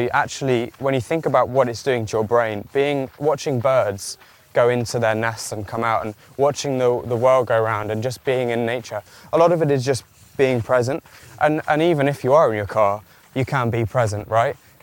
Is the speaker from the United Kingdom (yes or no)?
yes; Kent, South East England, United Kingdom; I grew up in Kent, so middle of nowhere, trees, fields, whatever are all around us.